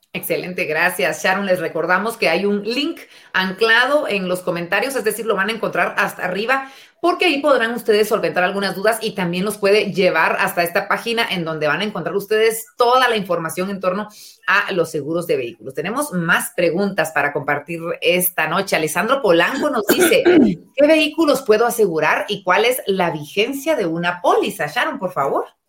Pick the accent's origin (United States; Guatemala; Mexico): Guatemala